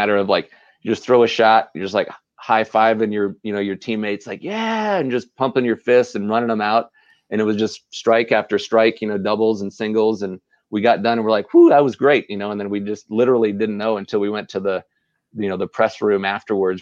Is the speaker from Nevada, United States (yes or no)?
yes; Las Vegas, Nevada, United States; we're from Las Vegas